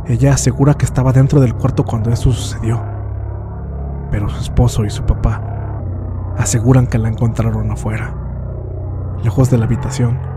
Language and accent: Spanish; Nogales, Sonora, Mexico; fui voluntario en una pequeña unidad de rescate y ambulancias, en la ciudad de Nogales, Sonora, de donde soy originario.